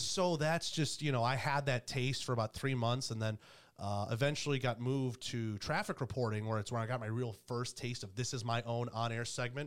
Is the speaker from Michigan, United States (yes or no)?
yes; Detroit, Michigan, United States; moved away as an adult; also born or lived in Carolina; now in Columbus, United States; Grew up and born in Michigan